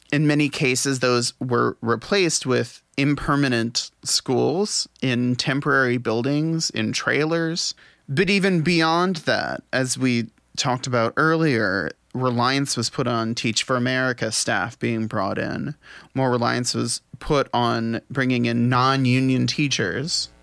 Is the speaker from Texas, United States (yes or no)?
no; New Orleans, Louisiana, United States; my hometown of New Orleans, Louisiana